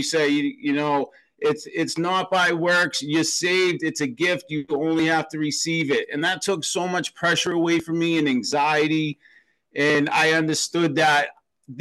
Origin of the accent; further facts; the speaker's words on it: Boston, Massachusetts, United States; I'm a city guy. I grew up in Boston, Massachusetts